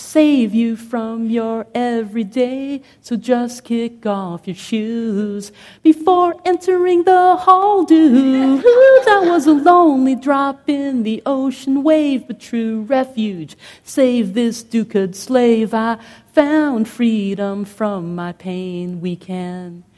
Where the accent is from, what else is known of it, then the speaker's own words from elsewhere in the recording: Philippines; moved away; I come from the Philippines